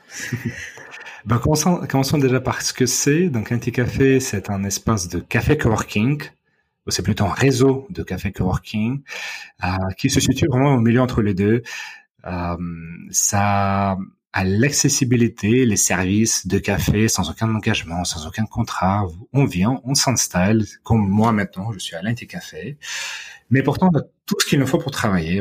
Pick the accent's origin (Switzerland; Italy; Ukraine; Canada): Ukraine; Odesa, Odesa Oblast; French is a second language; moved away as an adult; also born or lived in Moscow, Russia / United States; now in Paris, France; dans ma ville natale d'Odessa